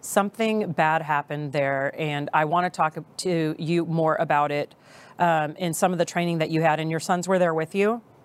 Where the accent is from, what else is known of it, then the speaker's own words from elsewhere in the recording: Texas, United States; we're very proud of our state